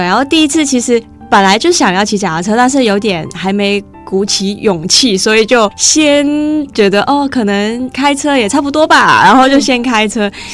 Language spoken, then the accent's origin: Chinese; Hong Kong; 我是香港人